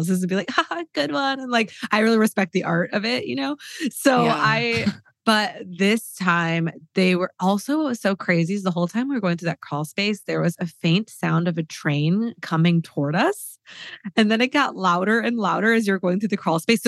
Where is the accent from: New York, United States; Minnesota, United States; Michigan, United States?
Michigan, United States; now in Los Angeles, United States; growing up in Michigan